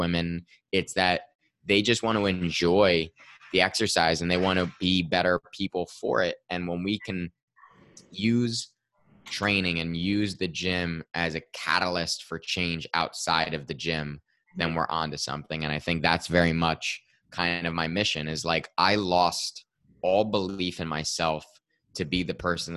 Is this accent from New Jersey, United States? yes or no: yes; Westfield, New Jersey, United States; I am in Westfield, New Jersey, about 35 minutes outside of New York. I grew up here in town, so I'm still in my hometown